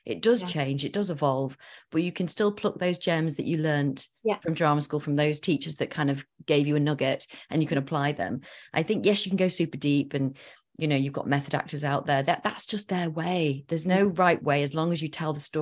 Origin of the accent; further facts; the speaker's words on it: Yorkshire and the Humber, United Kingdom; moved away as an adult; also born or lived in London; I was Northern and I was from West Yorkshire as well